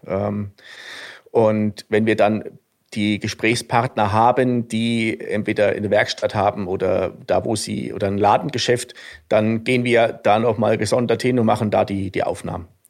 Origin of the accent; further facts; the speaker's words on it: a small village near Suhl, southern Thuringia, Germany; accent: Franconian; moved away as an adult; now in Garmisch-Partenkirchen, Germany; Also ich komme ursprünglich aus Südthüringen, einem, ähm, einem kleinen Dorf in der Nähe von Suhl.